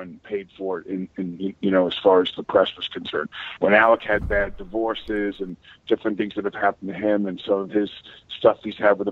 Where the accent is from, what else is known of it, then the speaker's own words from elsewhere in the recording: Massapequa, New York, United States; I grew up in Massapequa